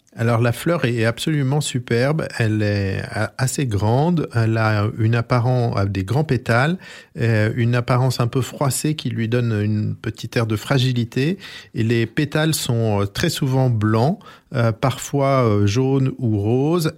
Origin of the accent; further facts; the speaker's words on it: France; chez nous, en Corse et euh, dans le littoral du sud de la France